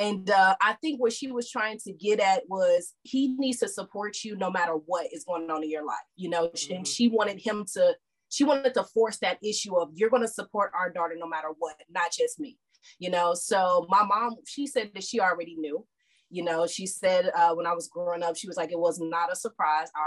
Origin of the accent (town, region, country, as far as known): St. Louis, Missouri, United States; born or raised there; moved away as an adult; also born or lived in Houston, Texas; now in Texas, United States